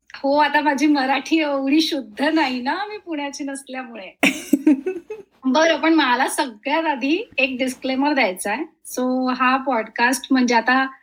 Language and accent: Marathi; Dombivli, Maharashtra, India; also born or lived in Mumbai; मुळाची मी डोंबिवलीची